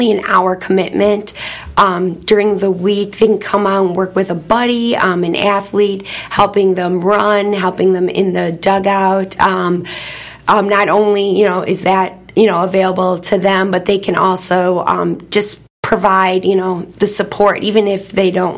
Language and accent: English; Midwest, United States; moved away as an adult; also born or lived in Michigan; now in Georgia, United States; I'm originally from the Midwest